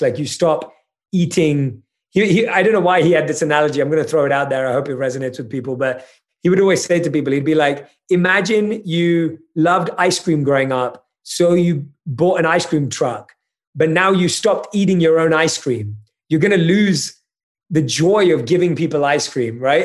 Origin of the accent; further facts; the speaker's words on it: United Kingdom; I'm British